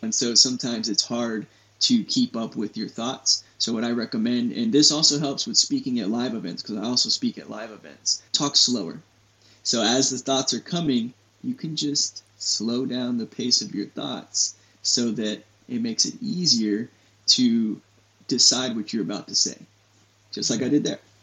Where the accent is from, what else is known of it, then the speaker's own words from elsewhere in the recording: San Antonio, Texas, United States; I grew up here in Texas, born and raised in San Antonio